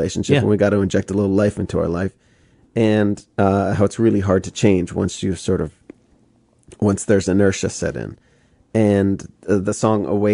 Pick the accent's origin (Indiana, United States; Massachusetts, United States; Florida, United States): Massachusetts, United States; outside Boston; I was born outside Boston.